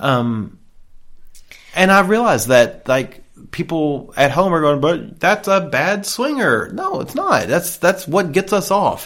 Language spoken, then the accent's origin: English; the South, United States; I'm from the South